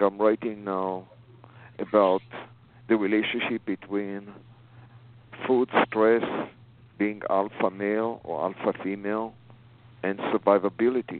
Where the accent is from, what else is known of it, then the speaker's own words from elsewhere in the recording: Israel; moved away as an adult; now in United States; I was born in Israel. I came here in the 80s. After the army